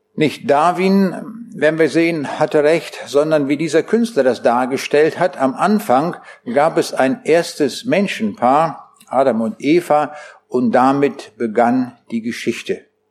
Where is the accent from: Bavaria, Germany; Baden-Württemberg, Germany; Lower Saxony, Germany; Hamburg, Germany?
Lower Saxony, Germany; Braunschweig; Ich komme aus Braunschweig.